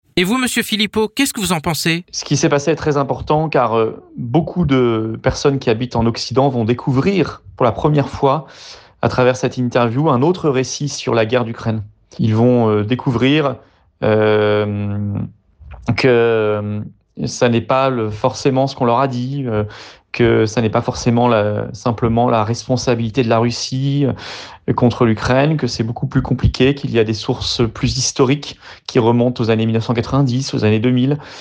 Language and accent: French; France; en tant que Français